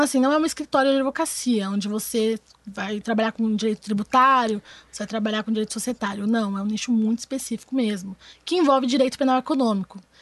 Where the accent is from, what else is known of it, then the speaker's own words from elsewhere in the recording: São Paulo, Brazil; moved away as an adult; now in Rio de Janeiro, Brazil; eu tenho 23 anos, eu sou de São Paulo, vim para o Rio para fazer faculdade pública